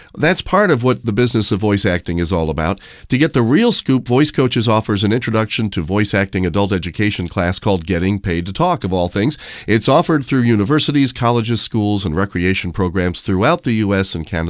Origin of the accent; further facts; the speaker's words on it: Schenectady, New York, United States; my hometown of Schenectady, New York